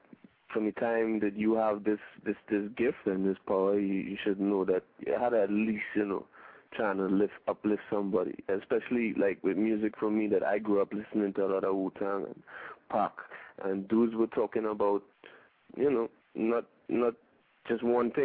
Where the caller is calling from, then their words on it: Trinidad & Tobago; I mean, I am calling from Trinidad, so.